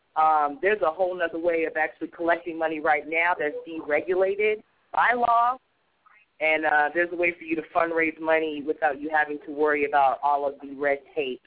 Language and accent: English; California, United States; moved away as an adult; now in New York, United States; I'm originally from California.